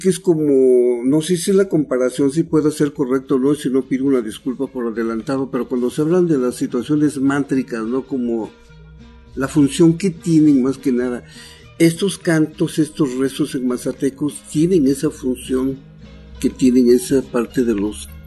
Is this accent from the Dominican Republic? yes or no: no; Huautla, Oaxaca, Mexico; born there; Y bueno, pues yo nací ahí en Huautla, he nacido ahí, por la situación de que fui a nacer ahí